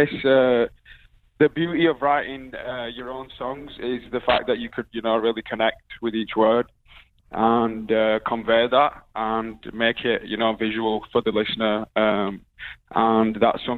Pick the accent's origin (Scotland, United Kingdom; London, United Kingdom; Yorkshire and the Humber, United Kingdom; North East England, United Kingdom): Yorkshire and the Humber, United Kingdom; Bradford; I'm from Bradford